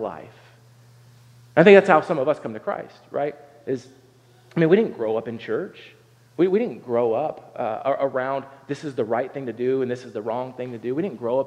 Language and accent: English; Southern Ohio, United States; I grew up in Southern Ohio